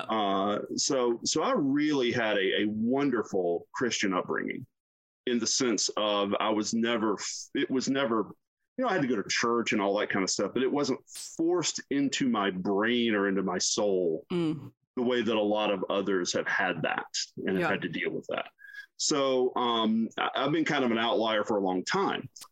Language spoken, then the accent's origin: English; South Carolina, United States; I grew up in the deep South in South Carolina